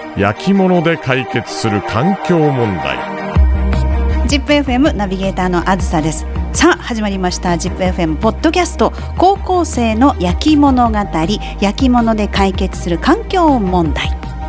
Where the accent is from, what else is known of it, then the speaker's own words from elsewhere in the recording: Aichi, Japan; 私も愛知県出身、愛知県に住んでるんですが